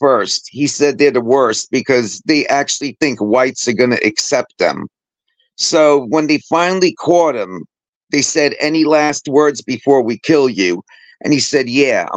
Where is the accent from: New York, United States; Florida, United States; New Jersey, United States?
New York, United States; New York City; also born or lived in Manhattan, New York / Bronx, New York; I was born in Manhattan, but I lived in the Bronx till the third grade, and then I moved to Queens